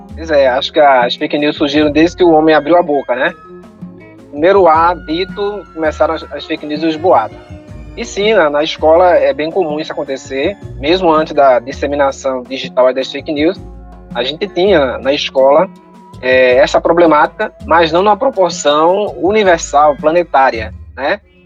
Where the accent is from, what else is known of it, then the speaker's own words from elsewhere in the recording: Paulista, Pernambuco, Brazil; Nós somos de Paulista, Pernambuco, uma cidade que fica 20 minutos de Recife